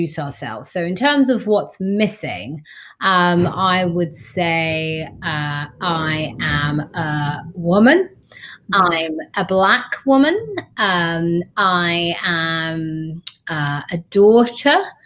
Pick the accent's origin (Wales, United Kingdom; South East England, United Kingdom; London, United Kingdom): London, United Kingdom; I grew up in East London